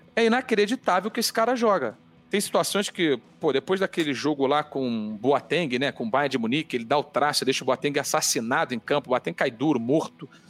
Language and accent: Portuguese; Rio de Janeiro, Brazil; born or raised there; accent: carioca; moved away as an adult; now in São Paulo, Brazil